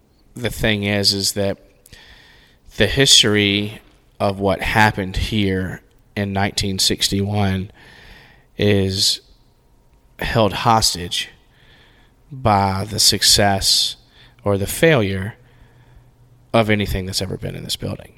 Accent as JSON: {"language": "English", "town": "Rock Hill", "region": "South Carolina", "country": "United States", "tie": "born or raised there", "said": "I grew up in Rock Hill"}